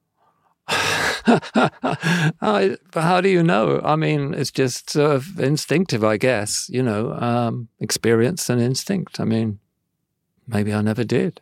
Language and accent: English; Devon, South West England, United Kingdom; I'm from Devon. I'm sort of from a countryside, really.